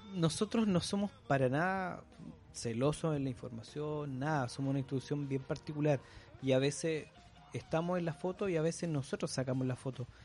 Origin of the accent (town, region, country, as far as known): Chile; also born or lived in Concepción, Chile